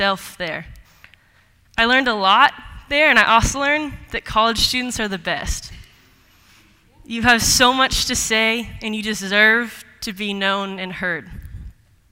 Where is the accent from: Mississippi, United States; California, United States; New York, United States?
California, United States; Los Altos; moved away as an adult; also born or lived in Seattle, Washington; I grew up in Los Altos, California.